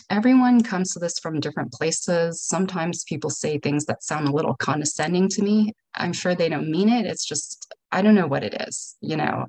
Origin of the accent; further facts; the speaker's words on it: San Francisco, California, United States; I'm from San Francisco.